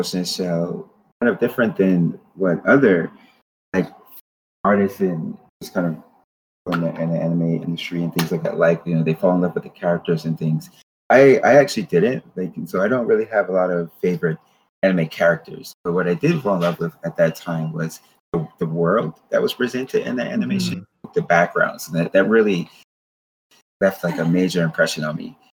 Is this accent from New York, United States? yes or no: no; Paterson, New Jersey, United States; I was born on the East Coast, but then the college that I went to was in the West Coast of California. So San Francisco is totally different than my home. Patterson, New Jersey. I always give a shout out to Patterson.